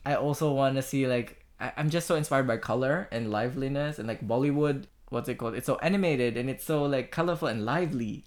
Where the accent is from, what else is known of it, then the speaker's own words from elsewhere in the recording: Australia; as an Australian